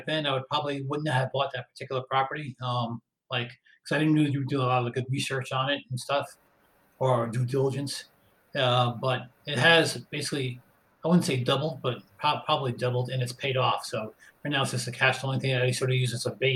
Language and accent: English; Westchester County, New York, United States; moved away as an adult; also born or lived in North Carolina; I grew up right around Westchester County